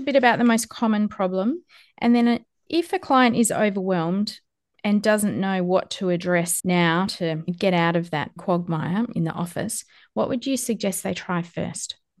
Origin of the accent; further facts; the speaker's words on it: Western Australia, Australia; I'm from Western Australia